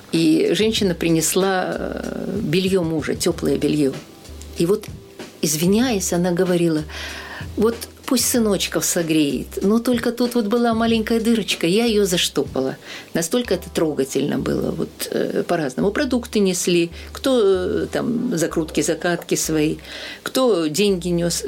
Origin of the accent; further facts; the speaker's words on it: Sakhalin Oblast, Russia; moved away as an adult; also born or lived in Sovetsk, Kaliningrad Oblast, Russia; now in Transnistria; Выросла на Сахалине